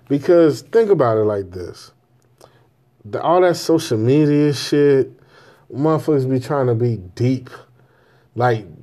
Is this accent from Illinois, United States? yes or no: yes; Chicago, Illinois, United States; I grew up on the South Side, man. You understand what I'm telling you? 79th and Damon